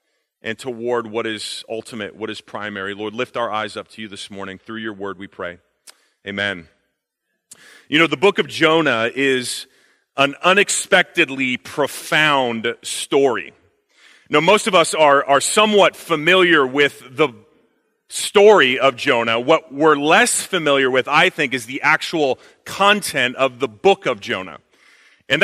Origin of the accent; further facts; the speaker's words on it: Canada; also born or lived in China; fun fact about me, also Canadian, but my wife has influenced me, so you don't hear it as much in my accent.